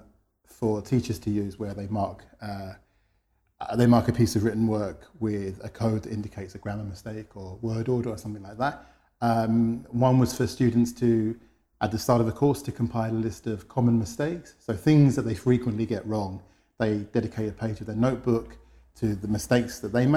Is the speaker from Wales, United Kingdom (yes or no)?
no; London, United Kingdom; moved away as an adult; now in Madrid, Spain; I'm from London originally. I'm based in Madrid. I've been there for about 10 years